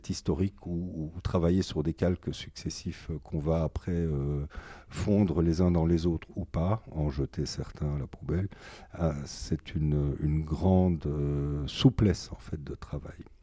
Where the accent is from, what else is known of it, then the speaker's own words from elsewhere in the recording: Ticino, Switzerland; Moi, j'ai passé une grande partie de mon enfance en Suisse, au lac de Lugano.